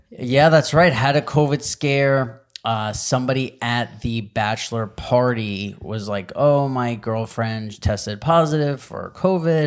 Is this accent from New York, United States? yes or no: yes; New York, United States; growing up in New York